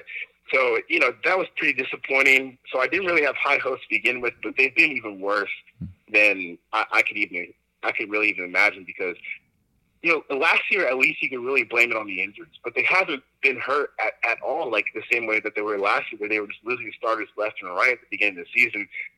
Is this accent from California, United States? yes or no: no; Baltimore, Maryland, United States; also born or lived in Decatur, Georgia / Charlotte, North Carolina; I was born in Decatur, Georgia, hence the Falcons fandom. Mm-hmm. But I would say I grew up in between like Baltimore and Charlotte. I spent middle school in Charlotte, high school in Baltimore. I would say I grew up there